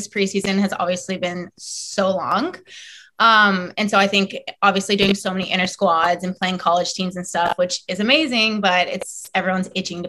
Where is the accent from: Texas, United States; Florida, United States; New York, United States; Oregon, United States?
Florida, United States; also born or lived in South Carolina / Seattle; I was born in South Carolina and lived there only for 2 years and then moved to Florida when I was two and have lived there ever since.